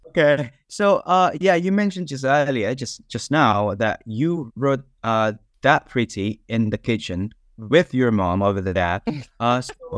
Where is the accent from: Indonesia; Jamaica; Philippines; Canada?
Indonesia; now in York, United Kingdom; I'm from Indonesia, but I'm currently not in Indonesia. I'm in York currently.